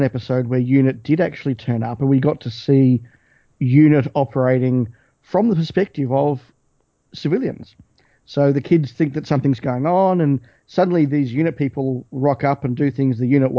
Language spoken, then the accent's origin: English; Australia; stuff that we would have watched as kids growing up in Australia on the ABC